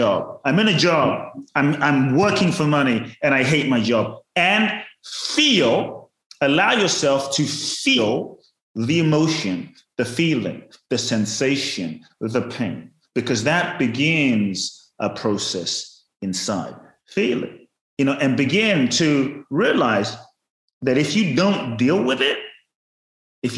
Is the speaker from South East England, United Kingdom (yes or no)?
no; London, United Kingdom; born or raised there; also born or lived in Ghana